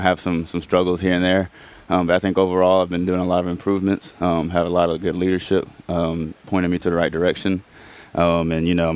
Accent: East Coast, United States; moved away; I was raised on the East Coast

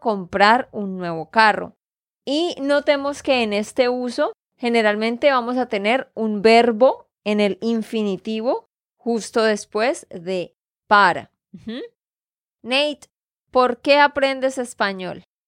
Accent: Santander, Colombia; de Santander, Colombia

